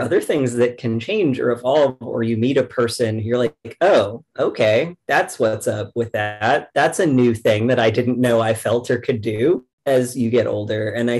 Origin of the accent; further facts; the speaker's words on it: the South, United States; Because like, again, I grew up in the South. I'm from around here.